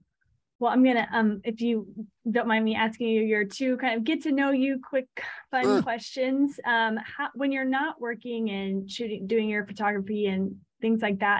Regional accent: Texas, United States; I'm from Texas, but I'm like the heat I can't do.

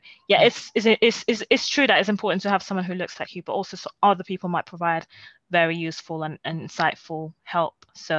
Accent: Nigeria; So I think as a role model, again, as a Nigerian, definitely a role model. And, you know, as a Nigerian, your relatives are going to compare.

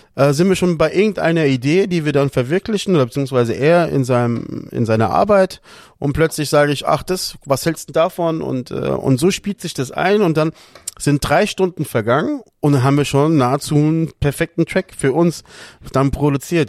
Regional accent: Lisbon, Portugal; moved away; ich als Portugiese liebe den Fado an sich

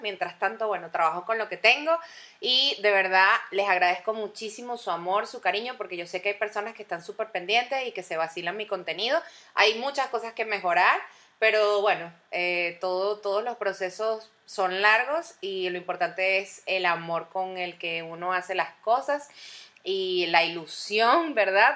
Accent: Venezuela; moved away; todos como venezolanos

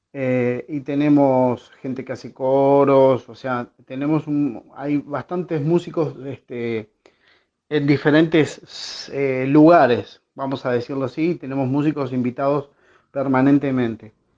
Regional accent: Montevideo, Uruguay; de Sayago, Montevideo, Uruguay

